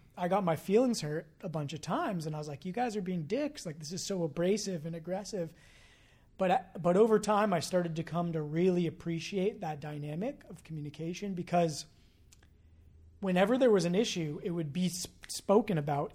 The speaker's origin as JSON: {"language": "English", "region": "California", "country": "United States", "tie": "born or raised there", "lives_now": "San Francisco, United States", "said": "I come from a small town. I grew up in the North Bay"}